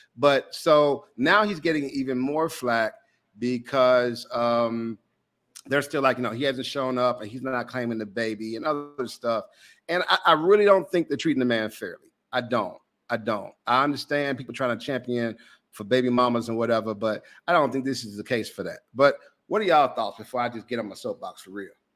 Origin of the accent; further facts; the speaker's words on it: Jackson, Mississippi, United States; I grew up in Jackson, Mississippi